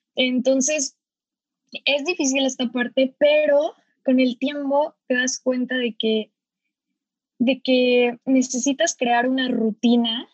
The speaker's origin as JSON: {"language": "Spanish", "town": "Cuernavaca", "region": "Morelos", "country": "Mexico", "moved": "yes", "lives_now": "San Francisco, United States", "said": "los dos somos de Cuernavaca, eh, ahorita pues los dos estamos viviendo en San Francisco"}